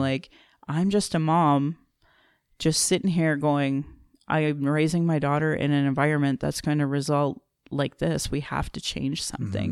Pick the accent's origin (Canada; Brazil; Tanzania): Canada; Alberta; also born or lived in Calgary / Fort McMurray / Sylvan Lake; I was born in Calgary and I was raised in Alberta